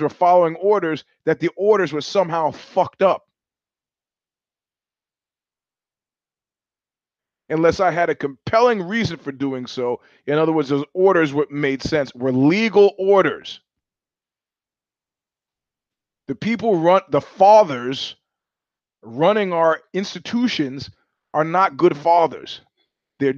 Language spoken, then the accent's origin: English; New York, United States; moved away as an adult; also born or lived in California; I went to high school in New York and I'm a New Yorker